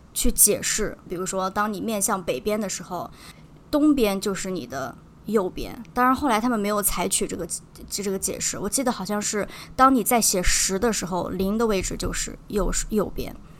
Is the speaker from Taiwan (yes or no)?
no; northern China, China; 作为北方人，其实咱们的方言更多的还是跟普通话比较相近的